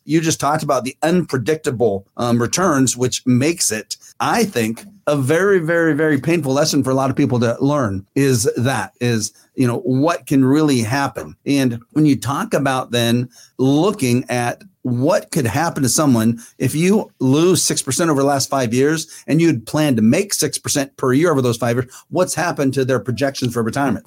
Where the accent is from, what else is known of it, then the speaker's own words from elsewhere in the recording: Fair Oaks, California, United States; I grew up in Fair Oaks, and we now live in the Northern California area